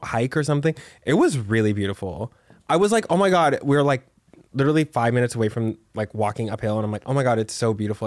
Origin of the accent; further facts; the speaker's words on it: Texas, United States; I'm from Texas